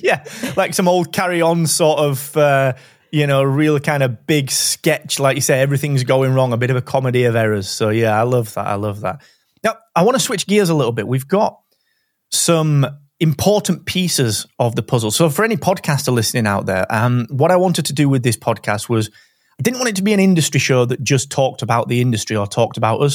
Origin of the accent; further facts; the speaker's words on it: Barnsley, Yorkshire and the Humber, United Kingdom; accent: Barnsley; we're both from Barnsley